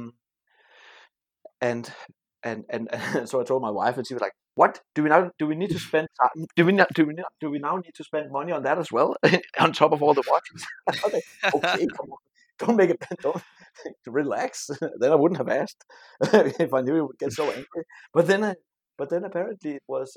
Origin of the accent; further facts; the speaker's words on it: Denmark; I'm from Denmark